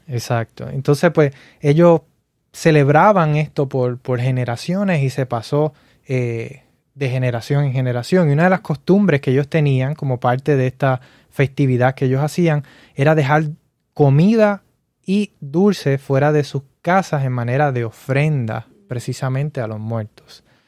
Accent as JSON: {"language": "Spanish", "country": "Puerto Rico", "tie": "born or raised there", "moved": "yes", "lives_now": "Florida, United States", "said": "yo crecí en Puerto Rico"}